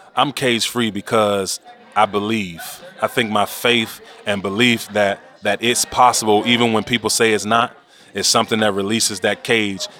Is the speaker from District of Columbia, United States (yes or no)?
yes; Washington, District of Columbia, United States; born and raised in Washington, D.C.